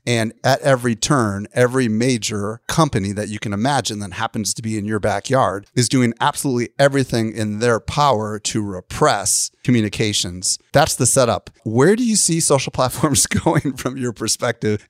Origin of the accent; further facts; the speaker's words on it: Midwest, United States; I grew up in the Midwest